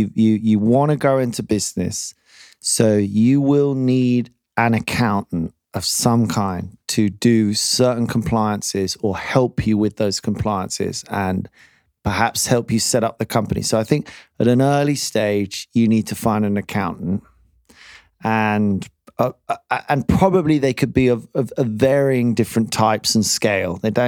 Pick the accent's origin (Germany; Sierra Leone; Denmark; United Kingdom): United Kingdom; I mean, they ring you up and ask you this as a British accountant.